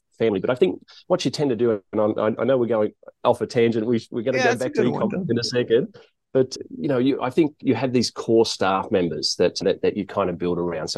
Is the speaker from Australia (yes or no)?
yes; Blacktown, New South Wales, Australia; moved away as an adult; now in Thailand; Born and bred in Sydney, born and bred in a place called Blacktown, which is kind of about an hour out of Sydney.